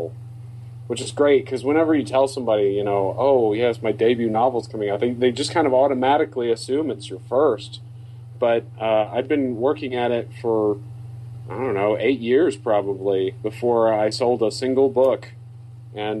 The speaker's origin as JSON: {"language": "English", "region": "Deep South", "country": "United States", "said": "I'm from the Deep South"}